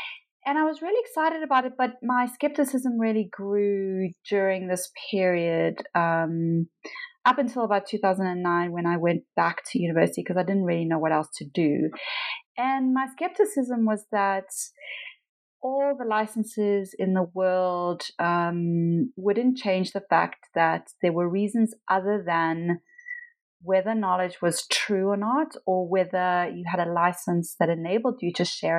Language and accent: English; Pietermaritzburg, KwaZulu-Natal, South Africa; So I am South African. I lived in South Africa most of my life. I was born in a small town called Pietermaritzburg, near Durban, which is on the kind of east coast of South Africa.